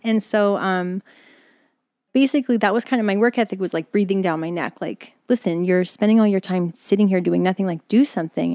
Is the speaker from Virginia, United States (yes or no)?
no; East Stroudsburg, Pennsylvania, United States; moved away; also born or lived in New York; I'm born in Poconos, Pennsylvania, born in East Shrewsbury.